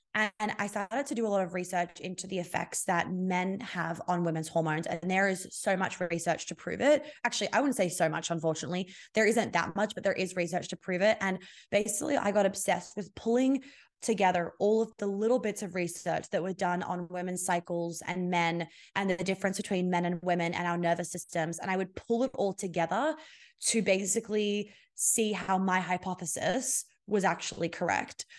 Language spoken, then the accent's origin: English; Australia; I'm Australian